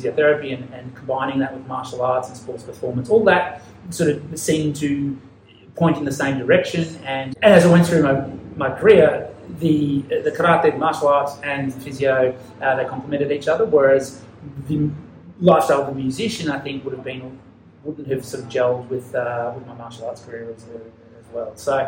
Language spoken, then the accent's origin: English; Ballarat, Victoria, Australia; accent: Australian; moved away as an adult; now in Japan; I grew up in Australia, near Melbourne, basically 100 kilometres outside Melbourne, in a country town or city, depending on how you want to define it, called Ballarat.